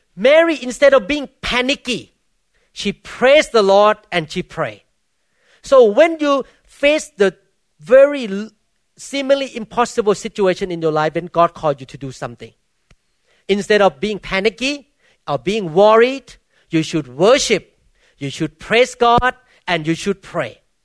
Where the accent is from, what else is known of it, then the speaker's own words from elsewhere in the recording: Thailand; English is a second language; now in United States; I came from Baptist background in Thailand